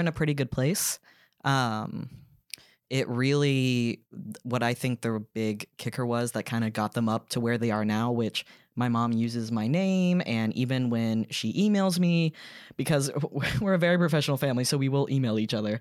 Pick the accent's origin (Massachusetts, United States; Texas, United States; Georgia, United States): Georgia, United States; Duluth; moved away as an adult; also born or lived in New York; I grew up in Gwinnett County in Duluth, which is very much suburbia